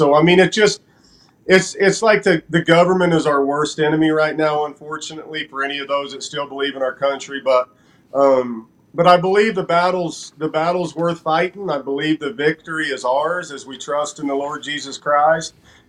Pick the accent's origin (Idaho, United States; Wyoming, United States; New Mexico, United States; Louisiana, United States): New Mexico, United States; I am from New Mexico